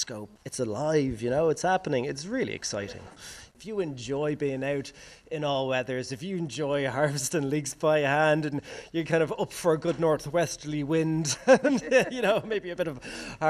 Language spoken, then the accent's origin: English; Bray, Leinster, Ireland; I'm from Bray originally, a townie